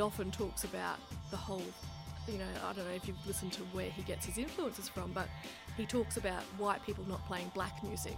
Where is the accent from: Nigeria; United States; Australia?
Australia; I'm Australian.